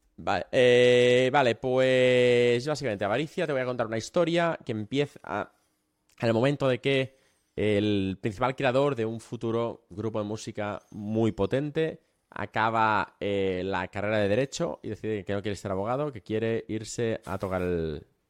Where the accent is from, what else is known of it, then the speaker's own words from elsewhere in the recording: Catalonia, Spain; Tú yo somos catalanes